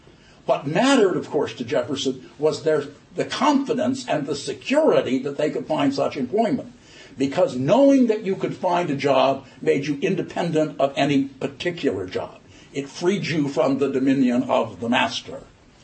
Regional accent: Ireland; maybe it's just because I'm Irish, that it occurs to me that if money is speech, why isn't bribery protected by the First Amendment?

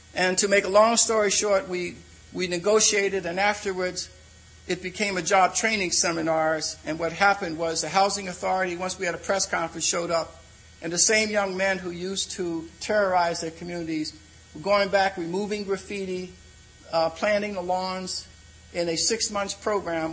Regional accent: Philadelphia, Pennsylvania, United States; I'm from Philadelphia

